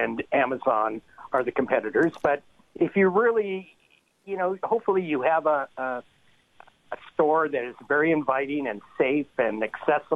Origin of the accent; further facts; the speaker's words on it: Windsor, Ontario, Canada; also born or lived in Amherstburg area (Boblo Island), Ontario; I grew up in the Windsor area. I went to the University of Windsor